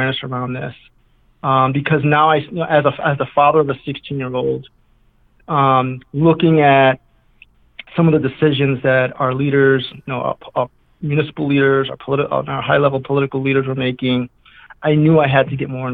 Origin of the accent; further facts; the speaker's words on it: New York City, New York, United States; now in Deerfield, United States; I grew up in New York City during the crazy, wild drug wars of the 1980s in the South Bronx